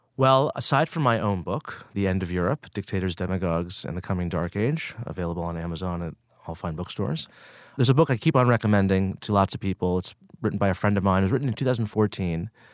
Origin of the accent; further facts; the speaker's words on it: outside of Boston, Massachusetts, United States; I grew up outside of Boston, Massachusetts